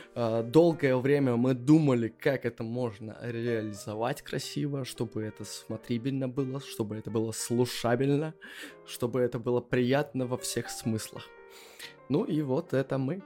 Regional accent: Belarus; moved away as an adult; now in Wrocław, Poland; мы живем хоть и во Вроцлаве, но мы все равно белорусы

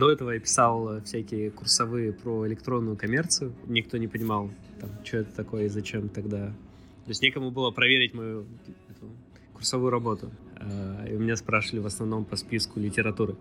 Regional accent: Vladivostok, Primorsky Krai, Russia; Я из Владивостока

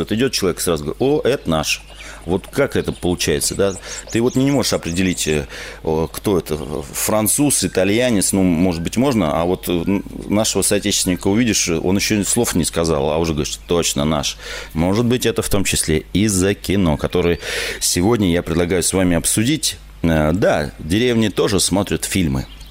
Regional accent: Moscow, Russia; also born or lived in Smolensk Oblast; я родился в Москве

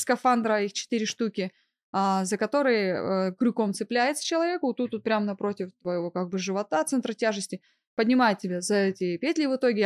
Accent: Novosibirsk, Novosibirsk Oblast, Russia; moved away as an adult; Я родом из Новосибирска. Да. И не просто родом. Я там выросла и получила образование, начиная от детского сада, заканчивая высшим учебным заведением

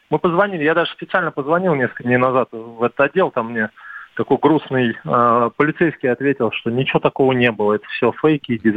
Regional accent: Moscow, Russia; давайте назовем меня московской диаспорой. я вот москвич. Я здесь родился, да.

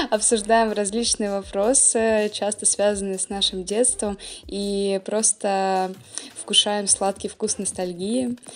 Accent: Moscow, Russia; Я родом из Москвы.

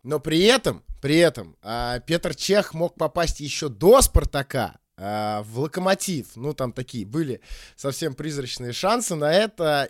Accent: Saint Petersburg, Russia; now in Moscow, Russia; я, кстати, тоже э, сам из Питера, и буквально вот сегодня, вообще живу в Москве

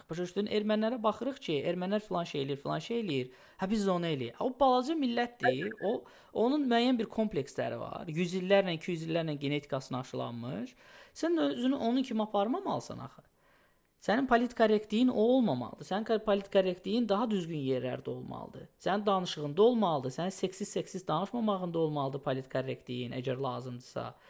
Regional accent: Odesa, Odesa Oblast, Ukraine; now in New York, United States; Mən ömrü boyu Odessada böyümüşəm.

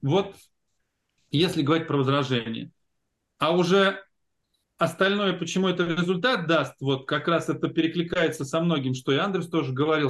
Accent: Ulyanovsk, Ulyanovsk Oblast, Russia; moved away as an adult; Я из Ульяновска приехал

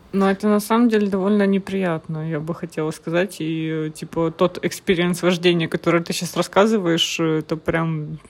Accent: Murmansk, Murmansk Oblast, Russia; now in Tyumen, Russia; я из Мурманска. И полис у меня мурманский

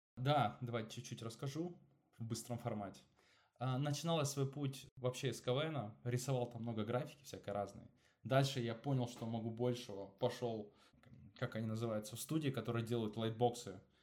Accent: Angarsk, Irkutsk Oblast, Russia; moved away; also born or lived in Moscow; я сам из Ангарска

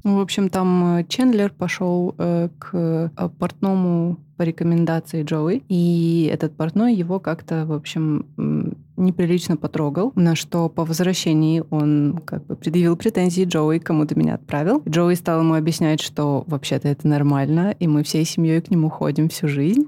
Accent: Karaganda, Karaganda Region, Kazakhstan; moved away; я выросла в Казахстане, в городе Караганда

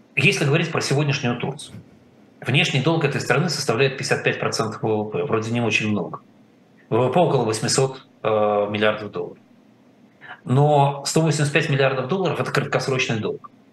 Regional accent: Russia; мы с вами выросли в России

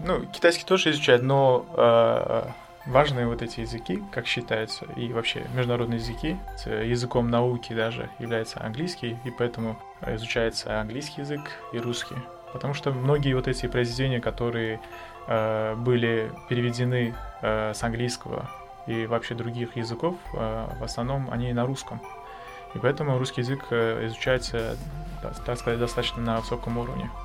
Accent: Tashkent, Uzbekistan; moved away as an adult; now in Saint Petersburg, Russia; Я приехал из Узбекистана

